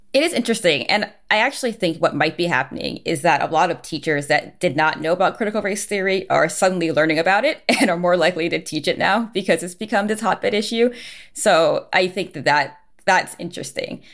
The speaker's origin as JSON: {"language": "English", "region": "New Jersey", "country": "United States", "tie": "born or raised there", "also_born_or_lived": "New York City / West Coast", "moved": "as an adult", "said": "growing up in New Jersey"}